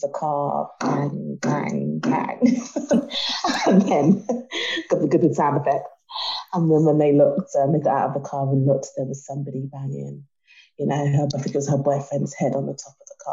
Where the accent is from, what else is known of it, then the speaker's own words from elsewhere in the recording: Jamaica; I'm Jamaican.